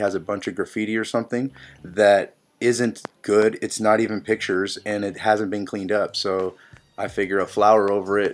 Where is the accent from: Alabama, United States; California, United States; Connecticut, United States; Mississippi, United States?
California, United States; San Jose; moved away as an adult; also born or lived in La Selva Beach, California; now in Athens, Ohio, United States; I was born in La Selva Beach, which is like right next to Santa Cruz. My dad delivered me at home. They just smoked a joint, did it the real way. And then most of my life has been in like San Jose, Silicon Valley, San Francisco Bay Area.